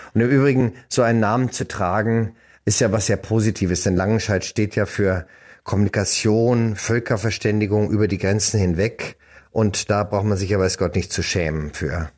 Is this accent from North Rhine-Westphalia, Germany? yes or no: no; Munich, Bavaria, Germany; first language German; also born or lived in France; bei uns in München im Gymnasium